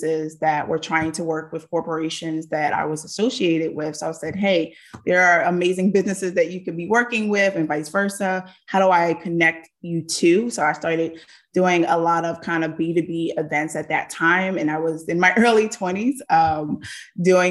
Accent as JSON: {"language": "English", "town": "Philadelphia", "region": "Pennsylvania", "country": "United States", "tie": "born or raised there", "said": "born and raised in Philadelphia"}